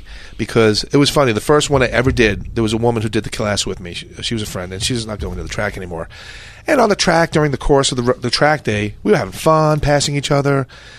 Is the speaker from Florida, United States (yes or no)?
no; New York City, New York, United States; I'm from New York. I'm from Brooklyn, New York.